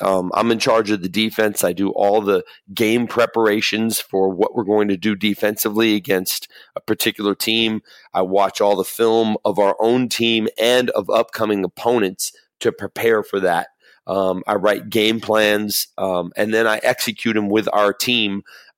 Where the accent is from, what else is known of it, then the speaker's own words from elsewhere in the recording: Los Angeles, California, United States; I grew up in Los Angeles